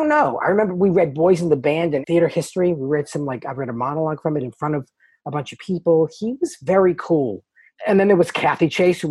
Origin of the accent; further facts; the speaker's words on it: Stoneham, Massachusetts, United States; also born or lived in Everett, Massachusetts; we moved when I was 2 from Everett, Massachusetts to Stoneham, Massachusetts